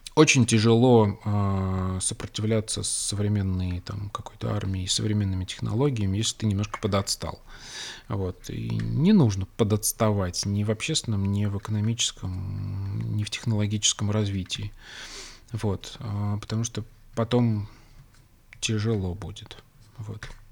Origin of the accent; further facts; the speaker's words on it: Russia; я родился в России